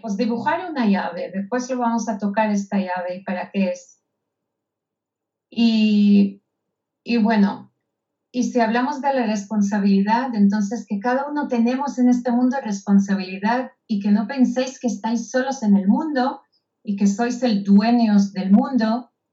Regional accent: Israel; moved away; yo nací en Israel, en un kibutz

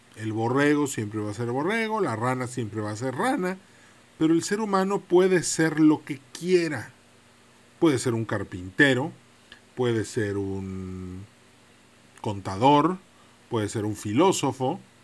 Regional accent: Mexico; somos mexicanos

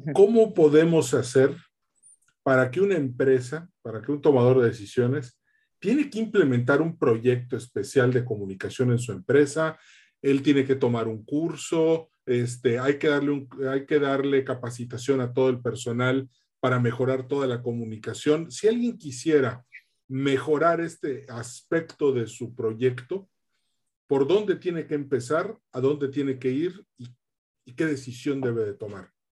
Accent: Yucatán, Mexico; also born or lived in Monterrey, Nuevo León; yo soy mitad yucateco, mitad regiomontano

